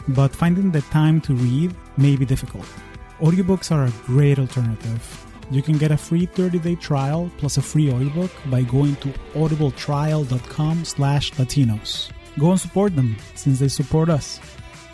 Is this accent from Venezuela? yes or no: yes; Caracas, Capital District, Venezuela; now in United States; I am originally from Caracas, Venezuela, and I've been calling the U.S. home for the last 20 years